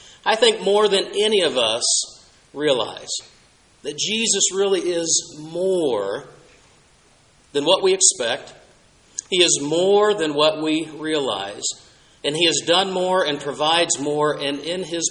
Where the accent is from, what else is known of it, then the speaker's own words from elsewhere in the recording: Southwest, United States; as a child growing up in the Southwest